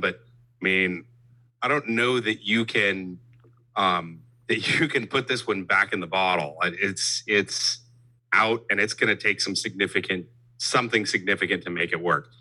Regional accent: Abilene, Texas, United States; now in Houston, United States; I grew up in Abilene, so I'm a Dallas sports fan

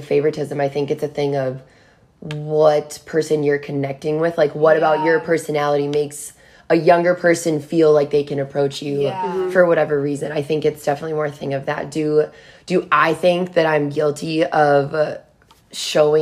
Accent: Richfield, Minnesota, United States; Born and raised in the state of Minnesota. I grew up in Richfield.

